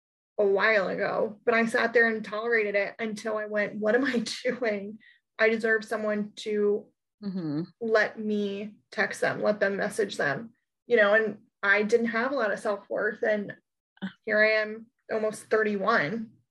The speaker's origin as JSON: {"language": "English", "region": "New York", "country": "United States", "said": "as a New Yorker"}